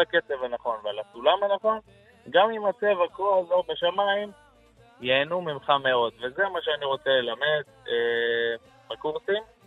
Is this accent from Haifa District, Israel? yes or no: no; Nahariya, Northern District, Israel; moved away as an adult; now in Jerusalem, Israel; אני גדלתי בנהריה, משפחה של חזנים